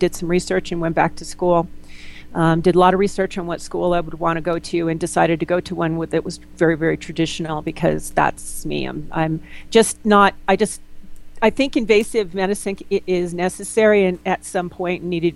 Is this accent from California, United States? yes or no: yes; Los Angeles, California, United States; moved away as an adult; now in Durango, United States; I'm from Los Angeles originally, and I was in the film business at the time.